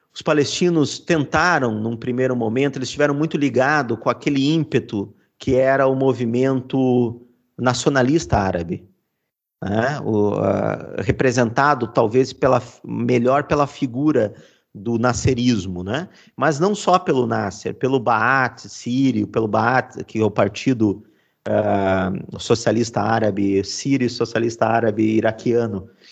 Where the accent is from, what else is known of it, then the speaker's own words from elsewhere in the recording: Brazil; mesmo sendo brasileiro